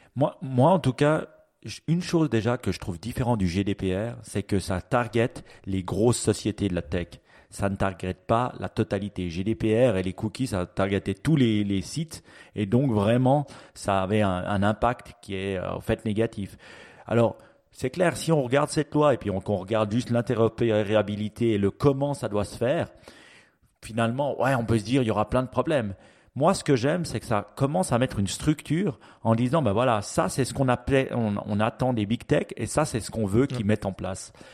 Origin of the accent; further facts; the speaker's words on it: Switzerland; chez nous en Suisse